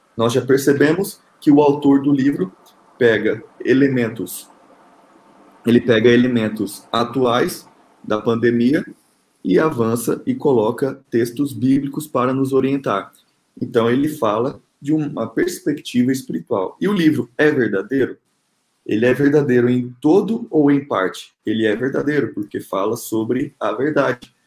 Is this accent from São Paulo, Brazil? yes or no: no; Rondonópolis, Mato Grosso, Brazil; now in Brasília, Brazil; eu sou Mato Grossense, nasci em Rondonópolis, meus pais moram no Mato Grosso